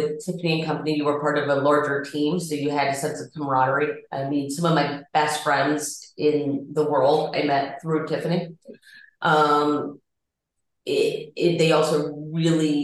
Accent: Atlanta, Georgia, United States; now in Chicago, United States; I am originally from Atlanta

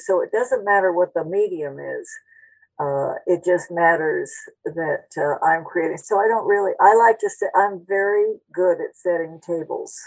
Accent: Phoenix, Arizona, United States; also born or lived in Spain; when I was growing up in Phoenix

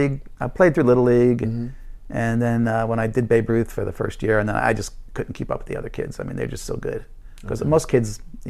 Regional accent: New York City, New York, United States; moved away as an adult; also born or lived in Italy; now in Japan; I was born in New York City. Okay. Yeah. Where? Bronx.

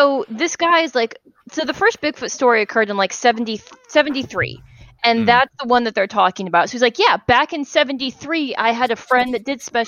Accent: Illinois, United States; Like, I'm from a small town. I'm from Illinois.

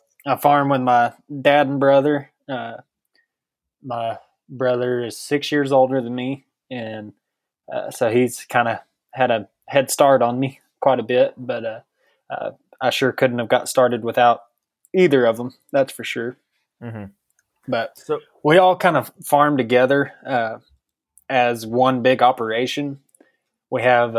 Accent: Brownfield, Texas, United States; I'm from Brownfield, Texas, down in Terry County. I graduated high school in 2013

